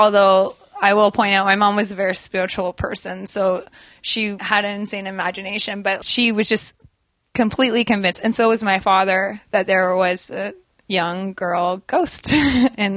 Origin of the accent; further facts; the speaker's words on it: Durham, North East England, United Kingdom; I was born in England, in Durham, England